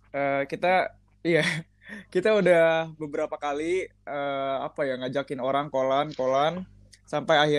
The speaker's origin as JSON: {"language": "Indonesian", "town": "Tangerang", "region": "Banten", "country": "Indonesia", "said": "asal gue dari Tangerang."}